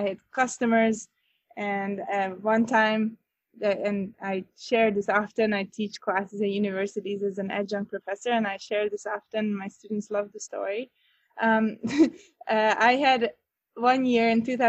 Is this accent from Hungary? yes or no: yes; Northern Hungary, Hungary; moved away as an adult; also born or lived in Budapest; now in Chicago, United States; I am originally from Hungary, Northern Hungary. I was born and raised there